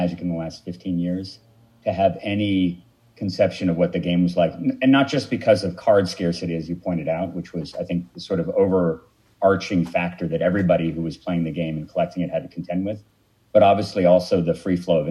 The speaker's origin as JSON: {"language": "English", "town": "Palo Alto", "region": "California", "country": "United States", "also_born_or_lived": "Santa Cruz, California", "said": "I'm originally from Palo Alto, California"}